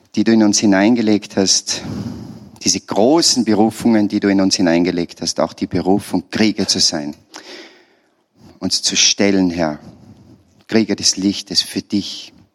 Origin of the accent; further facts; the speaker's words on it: Salzburg, Austria; Ich bin ein Salzburger